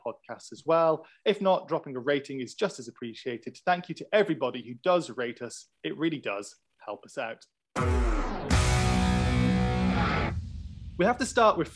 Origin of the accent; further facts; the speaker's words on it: United Kingdom; as a British person